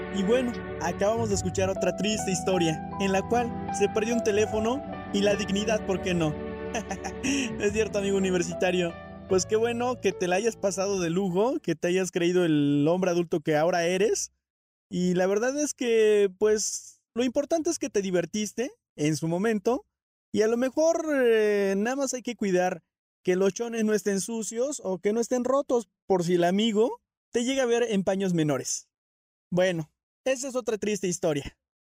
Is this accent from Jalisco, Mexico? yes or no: no; Orizaba, Veracruz, Mexico; now in San Juan del Río, Mexico; soy originario de Orizaba, Veracruz. Ya tengo mucho tiempo viviendo aquí en, en San Juan del Río Querétaro